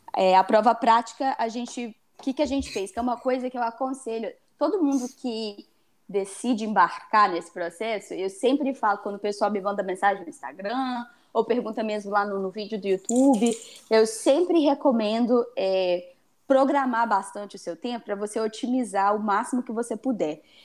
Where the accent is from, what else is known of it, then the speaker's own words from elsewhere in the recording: Brazil; a gente é brasileiro